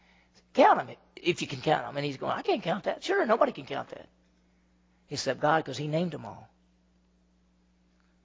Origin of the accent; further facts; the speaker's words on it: Meridian, Mississippi, United States; I grew up in Meridian, Mississippi, and that's 50,000 people